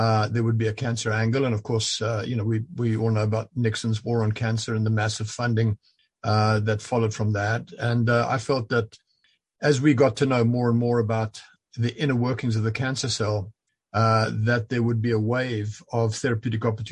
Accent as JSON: {"language": "English", "country": "South Africa", "tie": "born or raised there", "also_born_or_lived": "Zambia", "moved": "as an adult", "lives_now": "London, Canada", "said": "I lived much of my life in South Africa at school, but also Central Africa and what was then Northern Rhodesia and became Zambia"}